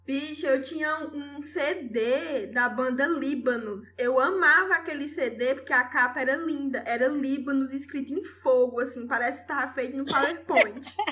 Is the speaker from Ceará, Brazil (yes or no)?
yes; Senador Pompeu, Ceará, Brazil; moved away; lá no meu interior não tinha nem internet na época